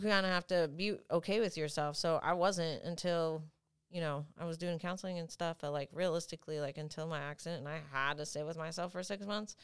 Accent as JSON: {"language": "English", "town": "Franklin", "region": "Tennessee", "country": "United States", "tie": "born or raised there", "also_born_or_lived": "San Bernardino, California / Temecula, California", "moved": "yes", "said": "at three years old, we moved to Franklin, and I grew up there my whole life"}